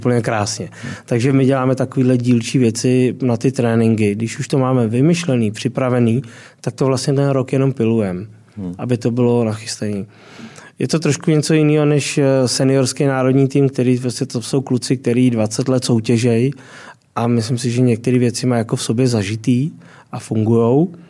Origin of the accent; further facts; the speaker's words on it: Děčín, Ústí nad Labem Region, Czechia; já jsem z Děčína až dál, takže jsem na hranicích